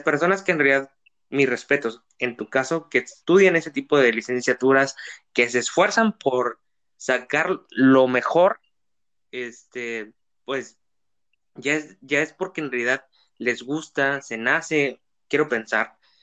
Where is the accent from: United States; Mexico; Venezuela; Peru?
Mexico; como mexicanos y como estudiantes